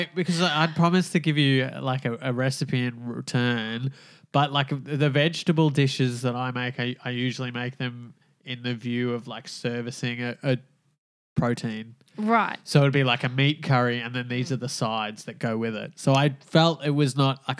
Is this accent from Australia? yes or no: yes; Glen Iris, Victoria, Australia; Uh, in like Glen Iris, so